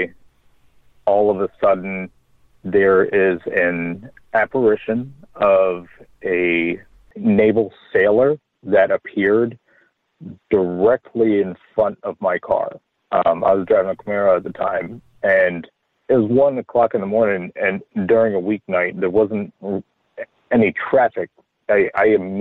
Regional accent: Maryland, United States; moved away as an adult; also born or lived in North Carolina; I'm born and raised in Maryland, and right out of high school, I took off and moved to North Carolina, just north of Charlotte

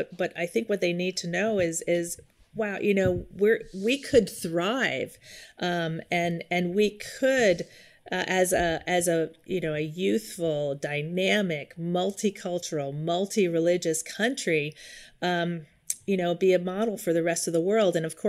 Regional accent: Yonkers, New York, United States; now in California, United States; I grew up in just outside of New York City in Yonkers, New York. But I've lived in California the last 25 years

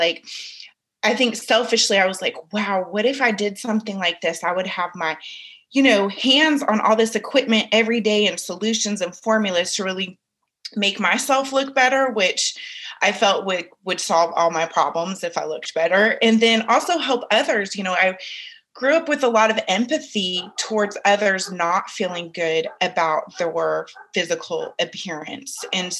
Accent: San Francisco, California, United States; growing up in Northern California and in San Francisco, which is diverse to some degrees, but it's very different diversity than the South where I live now.

